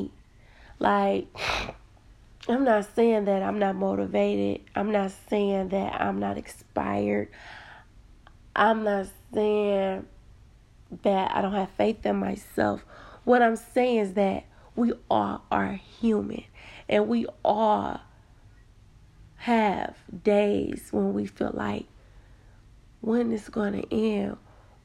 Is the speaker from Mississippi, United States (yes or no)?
no; Detroit, Michigan, United States; I am from Detroit, Michigan